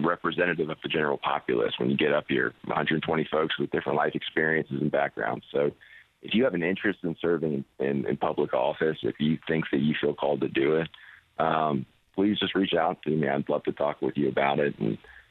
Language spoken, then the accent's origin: English; Pensacola Beach, Florida, United States; my hometown